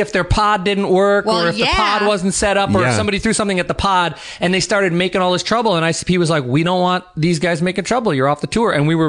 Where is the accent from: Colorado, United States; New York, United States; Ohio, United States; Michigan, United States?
New York, United States; I mean, like that's where we're from. We're both from New York